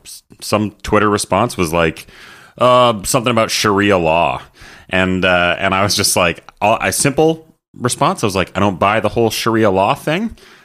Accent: Canada; And being a Canadian citizen

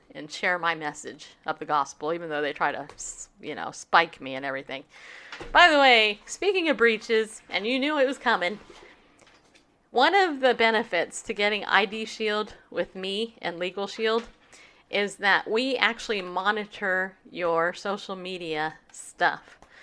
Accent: California, United States; I grew up in California. My whole life in California

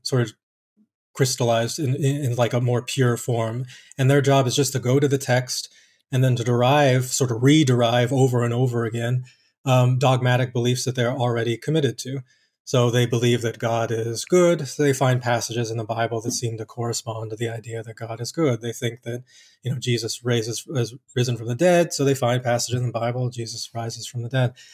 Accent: Colorado Springs, Colorado, United States; I did most of my growing up in Colorado Springs, Colorado

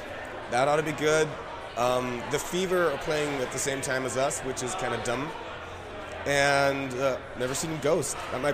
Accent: Switzerland; Also, we're from Switzerland, and that's a fairly secular part of the world

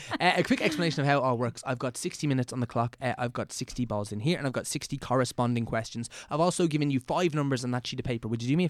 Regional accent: Ireland; also born or lived in Chicago

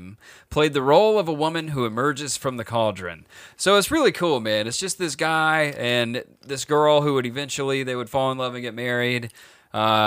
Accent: the Bible South, United States; I grew up in the Bible South

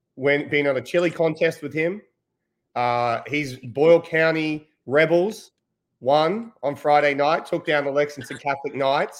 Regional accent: Australia; as an Australian

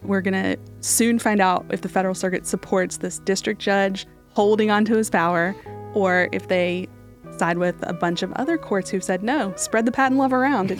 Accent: West Virginia, United States; I'm from West Virginia, and if my parents and family is all listening to this

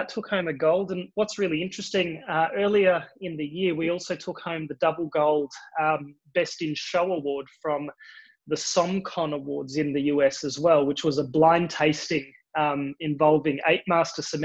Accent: Australia; accent: Australian; you can probably hear it in my accent. I am Australian.

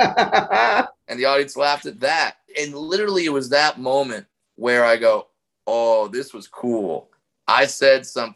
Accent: Orange County, California, United States; I grew up in Orange County

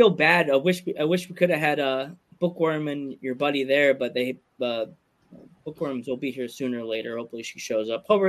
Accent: United States; we're from America

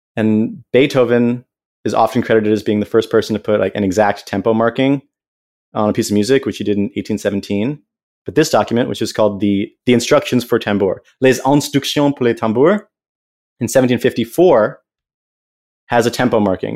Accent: United States; I'm this American kid

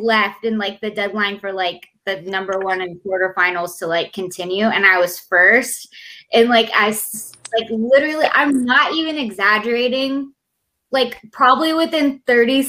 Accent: Texas, United States; I'm from Texas

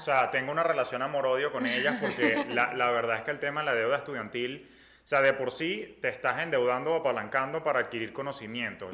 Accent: Venezuela; moved away as an adult; now in Miami, United States; nosotros como venezolanos venimos acostumbrados donde todo era fácil en nuestro país

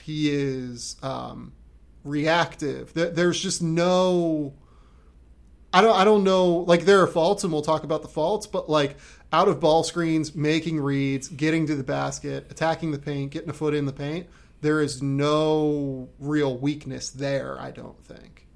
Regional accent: United States; now in Australia; I'm American

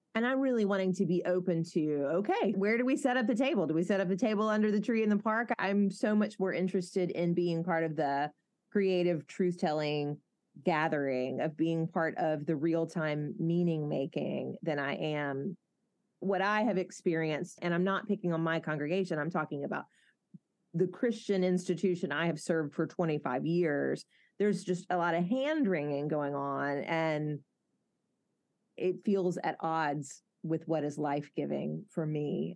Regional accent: Mobile, Alabama, United States; accent: southern; I have a good friend, Bradley, who I grew up with in Mobile

